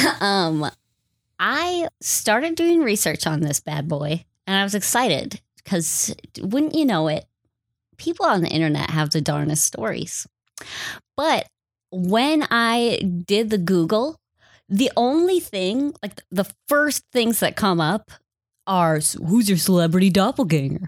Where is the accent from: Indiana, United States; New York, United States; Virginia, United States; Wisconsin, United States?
Wisconsin, United States; moved away as an adult; now in Minnesota, United States; I don't feel Minnesotan because I grew up in Wisconsin